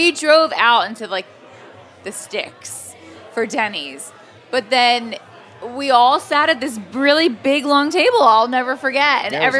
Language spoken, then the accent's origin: English; Atlantic City, New Jersey, United States; moved away; also born or lived in California; Atlantic City, which is where I'm from, and I lived in California at the time.